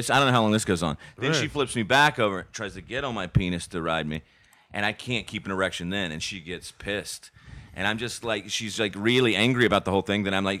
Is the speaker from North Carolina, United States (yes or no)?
yes; Charlotte, North Carolina, United States; my hometown of Charlotte.